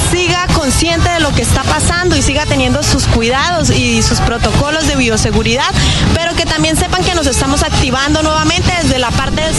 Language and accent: Spanish; Santa Marta, Magdalena, Colombia; yo Vengo desde la ciudad de Santa Marta, donde eh, trabajaba con mi pareja en un negocio compartido